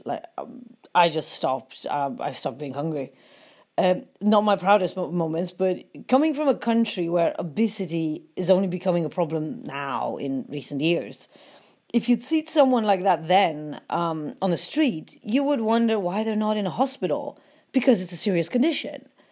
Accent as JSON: {"language": "English", "town": "Łódź", "region": "Łódź Voivodeship", "country": "Poland", "moved": "as an adult", "said": "I was from Wooch and my dad was a policeman"}